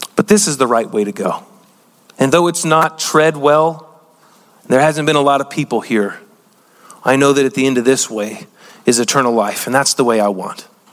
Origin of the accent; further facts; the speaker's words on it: United States; being an American